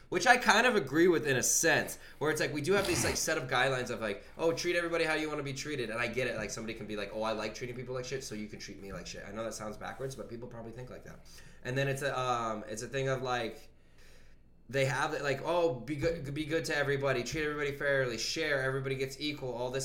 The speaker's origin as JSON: {"language": "English", "region": "Virginia", "country": "United States", "said": "I'm from Virginia"}